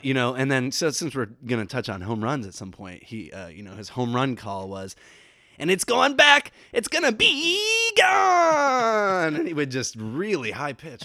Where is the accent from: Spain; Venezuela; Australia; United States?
United States; near Saint Henry, Ohio; twenty or so miles from my hometown